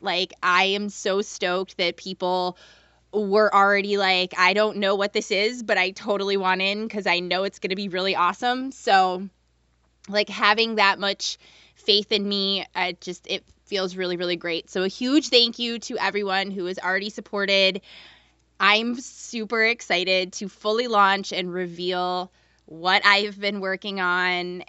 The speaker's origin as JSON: {"language": "English", "town": "Jacksonville", "region": "North Carolina", "country": "United States", "tie": "born or raised there", "said": "I was born and raised in Jacksonville, North Carolina, which is not far from Wilmington, like half an hour."}